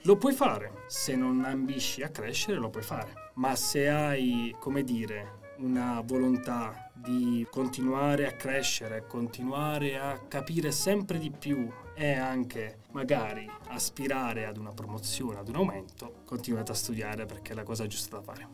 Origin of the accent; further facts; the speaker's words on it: Chieti, Abruzzo, Italy; moved away; sono nato e cresciuto a Chieti